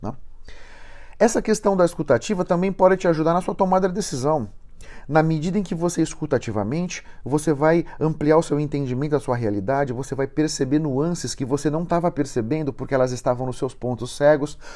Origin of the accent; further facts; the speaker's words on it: São Paulo, Brazil; eu sou de São Paulo, estou aqui em Joinville hoje